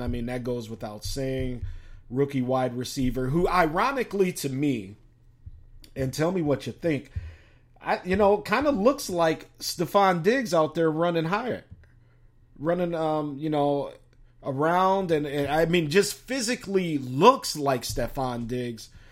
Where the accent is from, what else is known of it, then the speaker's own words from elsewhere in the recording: Chicago, Illinois, United States; now in Minnesota, United States; down there in Chi Town, my hometown